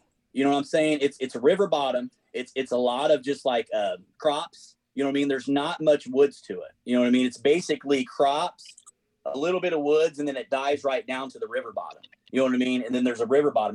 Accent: Indiana, United States; I'm from Indiana

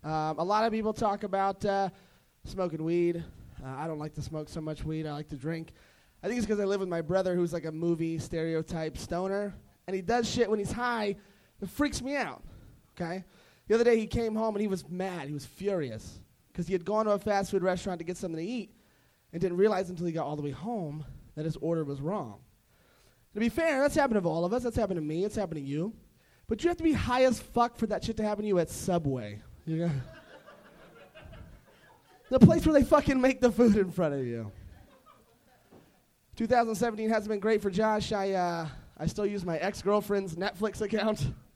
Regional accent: Covina, California, United States

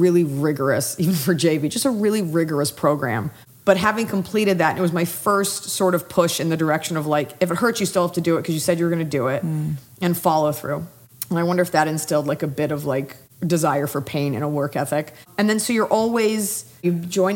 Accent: Dallas, Texas, United States; now in Los Angeles, United States; I'm from Dallas, Texas.

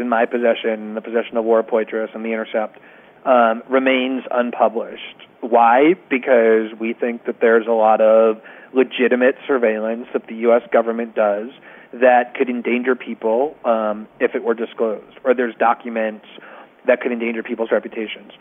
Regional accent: United States; now in Brazil; I'm an American

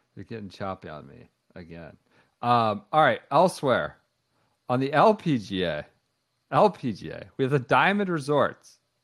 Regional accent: Washington, District of Columbia, United States; my hometown team, my hometown National League team.

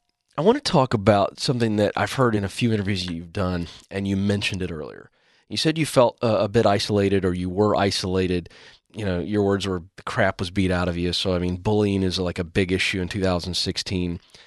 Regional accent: Virginia, United States; I grew up on the Chesapeake Bay in Virginia, coastal area.

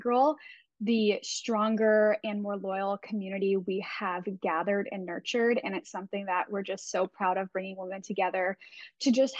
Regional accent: South Africa; born in South Africa

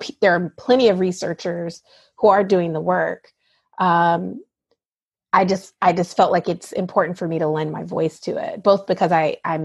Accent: the South, United States; moved away as an adult; I grew up in the South and was really surrounded by people who looked like me

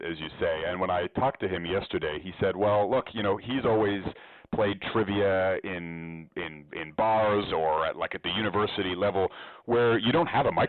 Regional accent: Oakville, Ontario, Canada; I'm from Oakville, Canada, and I'm studying economics.

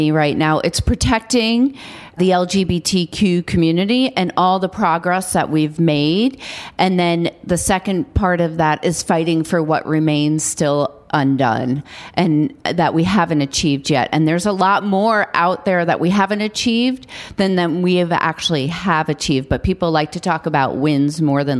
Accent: New York City, New York, United States; I grew up on Staten Island, and my mother made me work every summer.

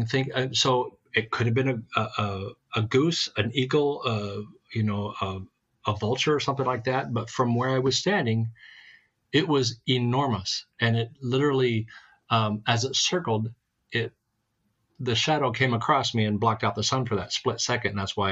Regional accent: Montana, United States; also born or lived in Baltimore, Maryland / West Virginia; I'm born in Baltimore, raised in West Virginia. Before I got into school, I think I had up to first, second, and third grade in West Virginia, and then the rest of it was all Montana. Everything Montana.

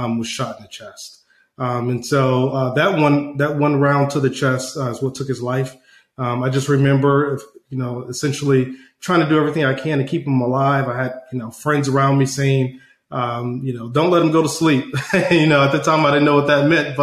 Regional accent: Atlanta, Georgia, United States; also born or lived in Detroit, Michigan; I was born originally in Detroit, Michigan, and then my family moved down to Atlanta, Georgia when I was about 3 years of age.

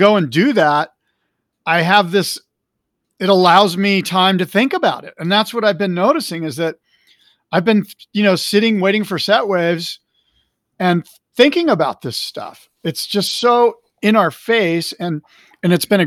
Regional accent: Del Mar, California, United States; I'm a white 17-year-old kid in a senior in high school growing up in Del Mar, California.

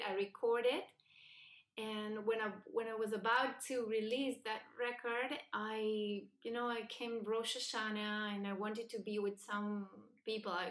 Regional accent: Buenos Aires, Argentina; English is a second language; moved away as an adult; also born or lived in Spain / New York; I was born and raised in Buenos Aires, Argentina, um, in a secular, not religious family. Uh, I studied um, in Jewish schools

